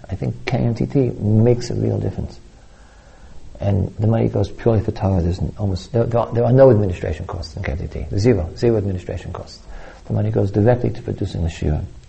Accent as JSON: {"language": "English", "region": "New York", "country": "United States", "tie": "born or raised there", "said": "I was brought up in New York, the Long Island Expressway"}